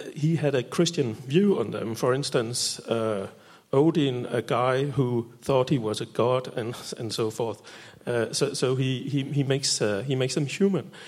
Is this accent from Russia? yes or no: no; Denmark; I'm from Denmark.